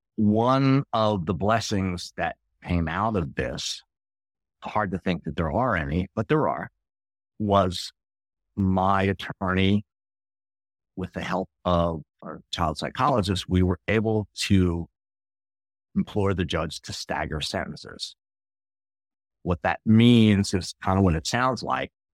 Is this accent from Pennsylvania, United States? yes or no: yes; outside of Philadelphia, Pennsylvania, United States; born or raised there